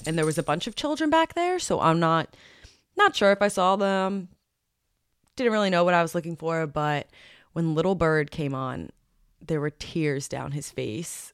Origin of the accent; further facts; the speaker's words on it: New Jersey, United States; in my home state